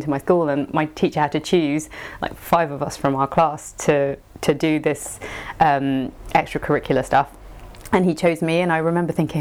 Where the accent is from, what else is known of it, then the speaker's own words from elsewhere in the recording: London, United Kingdom; also born or lived in Colombia; I grew up in like Brixton, okay. In London.